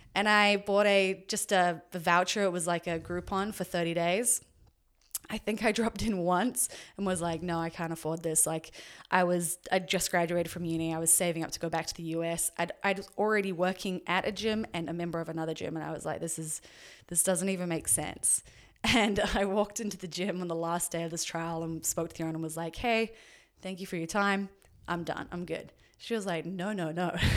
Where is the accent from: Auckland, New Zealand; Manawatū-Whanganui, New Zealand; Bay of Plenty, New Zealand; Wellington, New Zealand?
Auckland, New Zealand; moved away as an adult; also born or lived in Dunedin, New Zealand / Orange County, United States; So I was born in New Zealand, um, lived there until I was seventeen, and then, uh, or sorry, lived in Auckland until I was seventeen